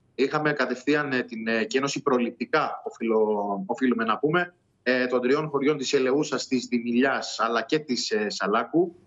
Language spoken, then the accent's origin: Greek; Rhodes, South Aegean, Greece; για το μέρο μου, για το χωριό μου